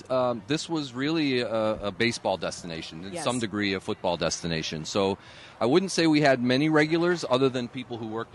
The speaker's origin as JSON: {"language": "English", "town": "Pittsburgh", "region": "Pennsylvania", "country": "United States", "tie": "born or raised there", "said": "I grew up on the Northside, up on Spring Hill."}